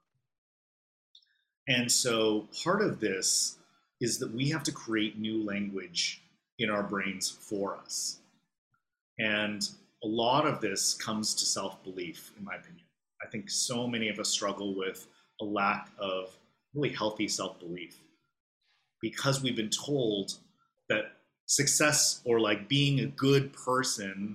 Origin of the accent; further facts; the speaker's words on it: Los Angeles, California, United States; accent: California; moved away as an adult; now in Hong Kong; I'm from Los Angeles, if you can tell. I have a very California accent, I've been told